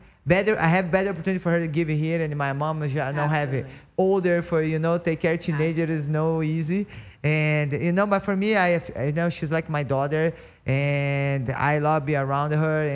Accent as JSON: {"language": "English", "country": "Brazil", "second_language": "English", "moved": "as an adult", "lives_now": "United States", "said": "when I live in Brazil"}